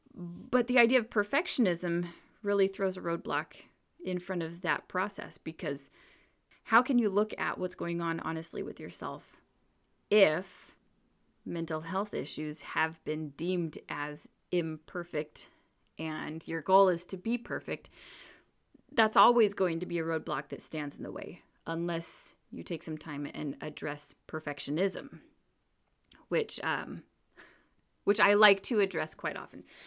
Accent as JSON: {"language": "English", "region": "Washington", "country": "United States", "tie": "born or raised there", "said": "I grew up in Washington State on the dark side, on the, the cloudy side"}